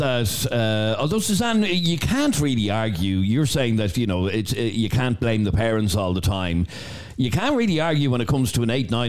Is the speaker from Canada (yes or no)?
no; Ballybrack, Leinster, Ireland; I grew up in Ballybrack.